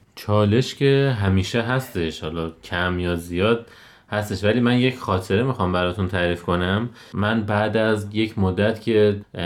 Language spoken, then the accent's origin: Persian; Lalejin, Hamadan Province, Iran; 33 ساله متولد شهر لالجین همدان